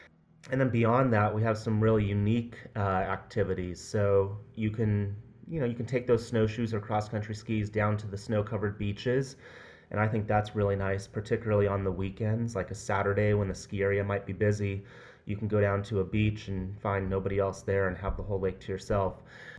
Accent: Pacific Northwest, United States; moved away as an adult; now in Lake Tahoe, United States; I grew up in the Pacific Northwest

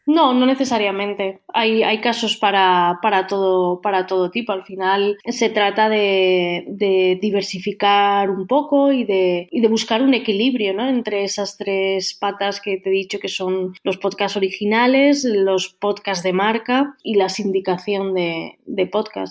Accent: Valencian Community, Spain; soy valenciana

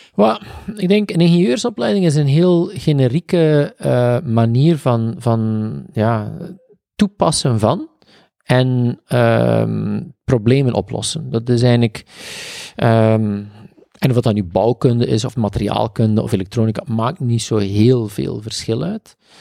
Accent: East Flanders, Belgium; wij komen uit Oost-Vlaanderen

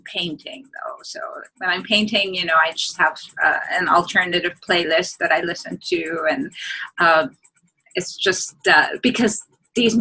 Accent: Beirut, Beirut Governorate, Lebanon; moved away as an adult; also born or lived in Greece / Washington DC, United States; now in Hawaii, United States; when I moved back from Greece as a four-year-old, I was only 5 days old when I was flown out of Beirut

